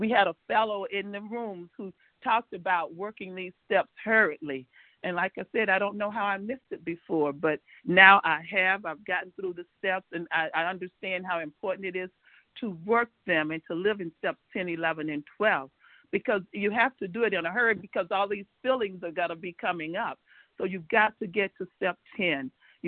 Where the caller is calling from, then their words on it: Georgia, United States; Thanks for this opportunity. I'm calling from Georgia.